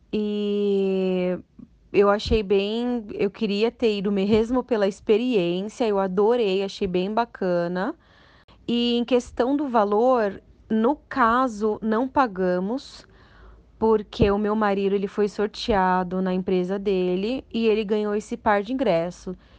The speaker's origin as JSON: {"language": "Portuguese", "town": "Santo André", "region": "São Paulo", "country": "Brazil", "said": "eu sou de Santo André"}